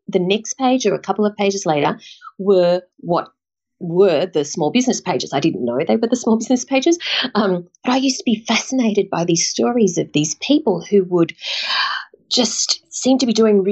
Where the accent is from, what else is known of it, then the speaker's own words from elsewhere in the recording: Sydney, New South Wales, Australia; also born or lived in London; I grew up in the Shire, so near Cronulla.